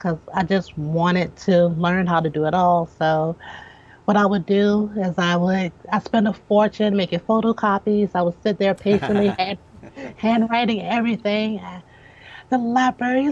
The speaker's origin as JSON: {"language": "English", "town": "Richmond", "region": "Virginia", "country": "United States", "tie": "born or raised there", "said": "I'm born and raised in Richmond"}